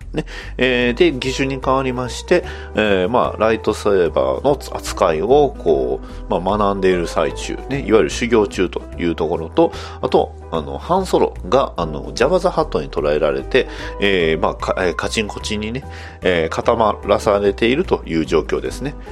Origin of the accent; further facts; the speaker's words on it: Kansai, Japan; accent: Kansai dialect; 関西弁出ま出ました